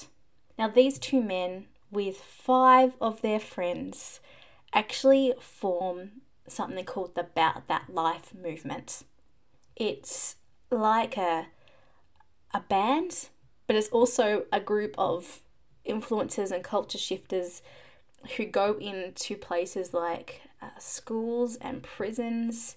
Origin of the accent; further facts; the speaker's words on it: Australia; I am Australian